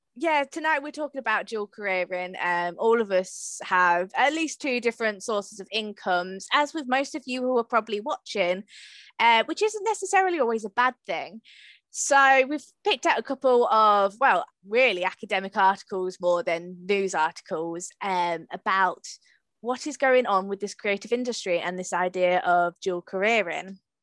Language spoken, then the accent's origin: English; Hatfield, East of England, United Kingdom; I'm from Hatfield